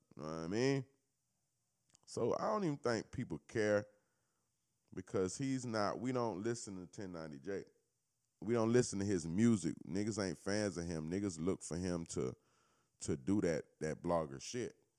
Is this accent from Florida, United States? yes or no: yes; Florida, United States; I'm not from Cali, I'm from Florida